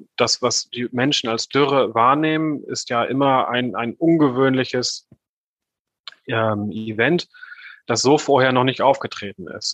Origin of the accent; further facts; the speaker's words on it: Northern Germany, Germany; ich bin, ich bin Norddeutscher vom Hintergrund her. Ich weiß nicht, ob man mir das äh, sehr stark anhört. Aber bei uns, wo ich herkomme, äh, ist alles flach